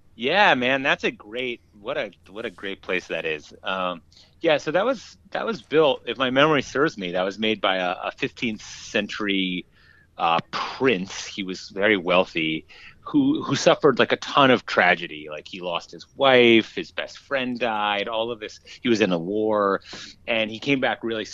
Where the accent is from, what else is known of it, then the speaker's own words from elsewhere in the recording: Minneapolis, Minnesota, United States; I grew up in Minneapolis